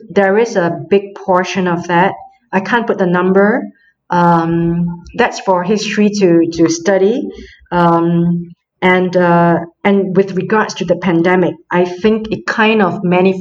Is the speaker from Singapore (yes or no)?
yes; Singapore; moved away as an adult; now in France; I come from Singapore